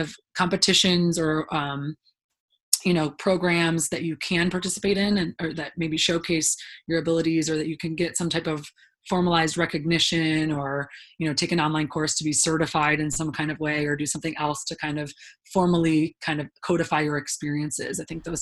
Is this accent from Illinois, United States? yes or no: yes; Illinois, United States; I grew up in the Midwest, so, you know, in Illinois, everyone took the ACT basically